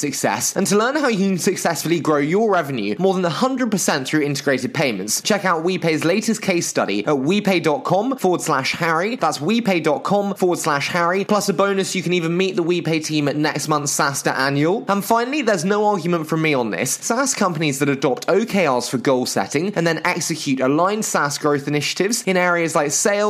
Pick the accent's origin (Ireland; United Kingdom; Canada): United Kingdom; England; accent: English; my terrible English accent